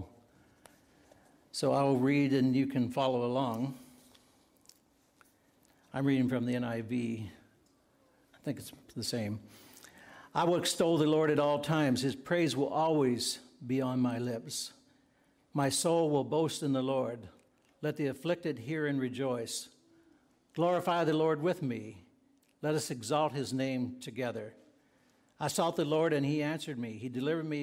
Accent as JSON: {"language": "English", "region": "Virginia", "country": "United States", "tie": "born or raised there", "moved": "yes", "said": "as a young boy growing up in Virginia, I attended Bethel Mennonite Church"}